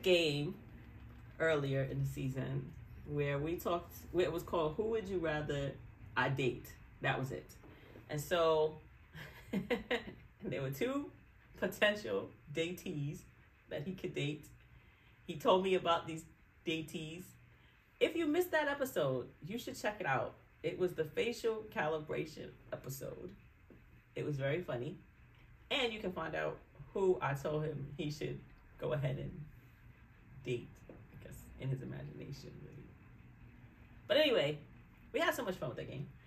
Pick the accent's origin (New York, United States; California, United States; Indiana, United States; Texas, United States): New York, United States; accent: New York; my New York accent.